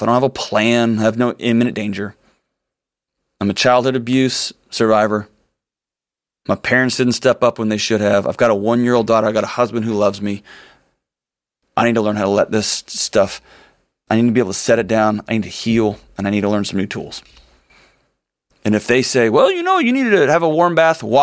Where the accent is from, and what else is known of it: Nashville, Tennessee, United States; born or raised there